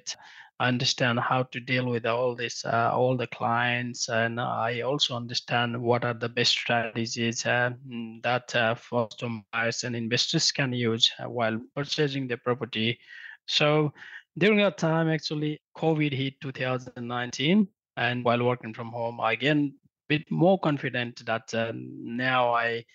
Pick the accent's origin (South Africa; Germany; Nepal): Nepal; moved away as an adult; also born or lived in Melbourne, Australia; now in Australia; So I came from Nepal in 2007 when I was 18. I completed my higher secondary level back in Nepal and then traveled to Australia to pursue my academic career.